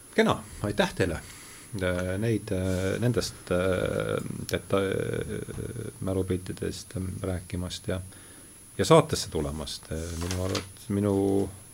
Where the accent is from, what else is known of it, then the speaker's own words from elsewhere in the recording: Rakvere, Lääne-Viru County, Estonia; moved away; olen pärit Rakverest